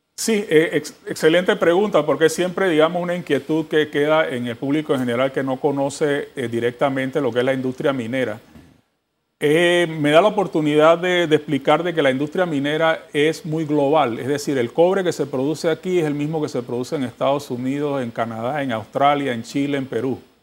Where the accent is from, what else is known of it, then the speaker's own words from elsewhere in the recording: Panama; todos nosotros como panameños